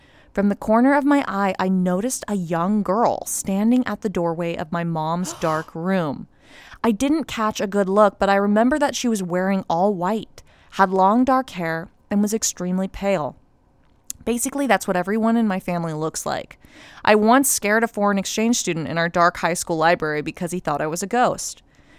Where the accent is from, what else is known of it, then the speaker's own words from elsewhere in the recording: Los Angeles, California, United States; I'm from Los Angeles and grew up in a very religious family, forced to attend Catholic school and whatnot.